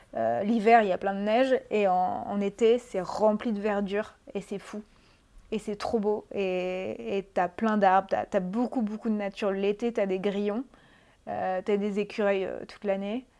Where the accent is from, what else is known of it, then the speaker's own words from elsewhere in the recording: Brittany, France; moved away as an adult; also born or lived in Paris; je viens de Bretagne